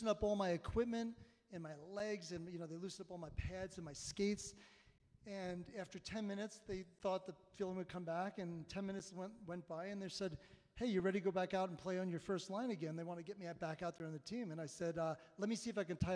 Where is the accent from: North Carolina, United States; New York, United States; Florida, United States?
New York, United States; Long Island; now in Colorado Springs, United States; I grew up in Long Island, New York